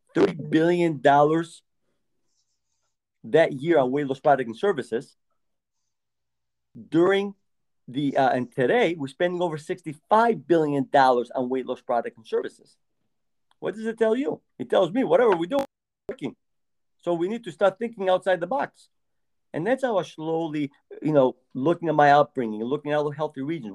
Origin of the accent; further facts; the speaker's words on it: Greece; moved away; I was raised in Greece. And when I lived there, thin was the norm